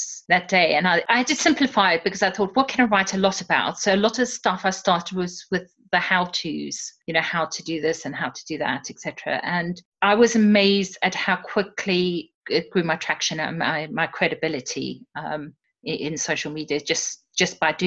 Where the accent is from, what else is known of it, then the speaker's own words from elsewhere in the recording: South Africa; moved away; also born or lived in Surrey, England; I'm originally from South Africa.